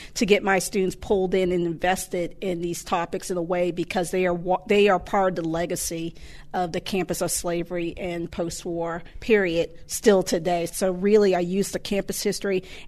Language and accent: English; Boston, Massachusetts, United States; now in Alabama, United States; I was born in Boston